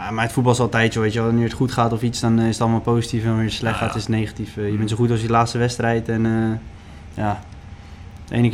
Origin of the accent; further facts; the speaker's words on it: West Netherlands, Netherlands; ik kom uit het Westen, het is niet dat ik uit Maastricht kom of iets anders.